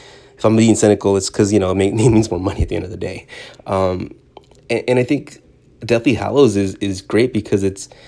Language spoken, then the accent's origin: English; California, United States; so I grew up in Southern California, and listening to K-Rock and Kevin and Bean in the Morning